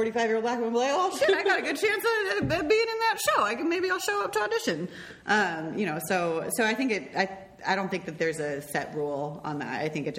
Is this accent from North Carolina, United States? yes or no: no; Montana, United States; I grew up in Montana